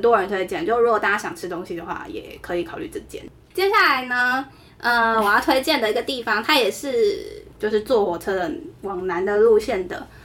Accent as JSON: {"language": "Chinese", "country": "Taiwan", "said": "我是台湾人"}